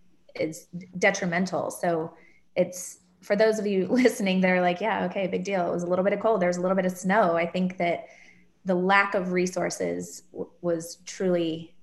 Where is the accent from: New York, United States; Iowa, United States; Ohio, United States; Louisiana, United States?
Ohio, United States; Columbus; now in Texas, United States; I grew up in Columbus, Ohio.